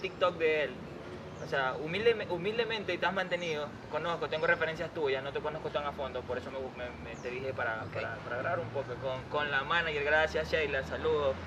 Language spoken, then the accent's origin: Spanish; Portoviejo, Manabí, Ecuador; mi ciudad natal, Puerto Viejo